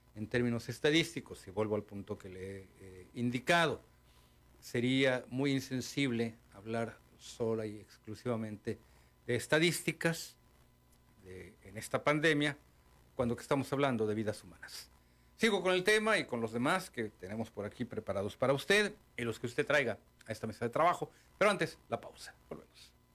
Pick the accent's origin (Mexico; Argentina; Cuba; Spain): Mexico; also born or lived in Baja California; pero seguimos siendo mexicanos